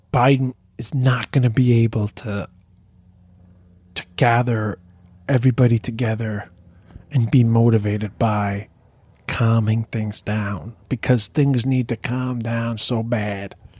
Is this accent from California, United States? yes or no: no; New York City, New York, United States; I'm from Queens